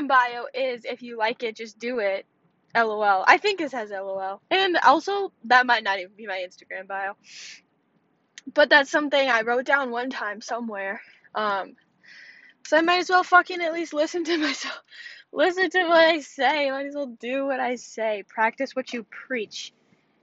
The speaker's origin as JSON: {"language": "English", "region": "Wisconsin", "country": "United States", "said": "I'm just from Wisconsin"}